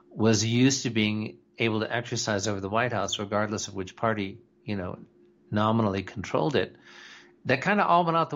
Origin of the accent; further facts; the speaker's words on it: United States; You know, I'm I'm an American patriot, and that's as far as I'm willing to go right now.